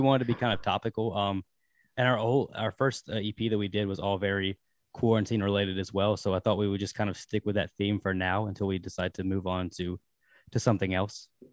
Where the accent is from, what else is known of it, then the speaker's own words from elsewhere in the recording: Danville, Virginia, United States; now in Richmond, United States; I'm from Danville, Virginia, but, uh, I live in Richmond now